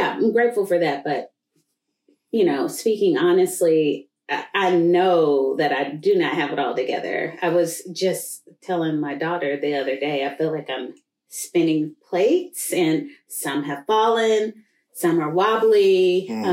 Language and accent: English; Tulsa, Oklahoma, United States; I grew up in Greenwood, which is just in the shadow of downtown Tulsa